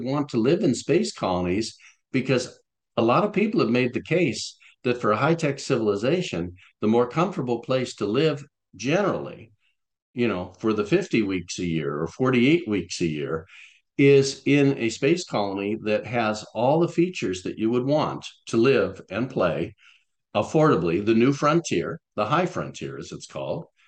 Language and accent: English; Florida, United States; when I was growing up in Florida, uh, in elementary school